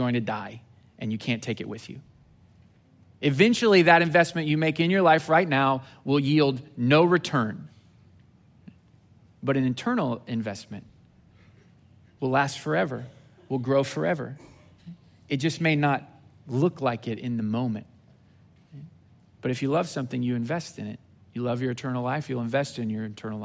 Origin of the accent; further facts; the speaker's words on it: Southwest Missouri, United States; moved away as an adult; now in Houston, United States; I grew up in Southwest Missouri